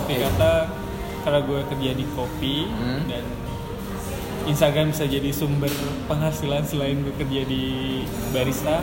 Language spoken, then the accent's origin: Indonesian; Bandung, West Java, Indonesia; moved away; gue orang Bandung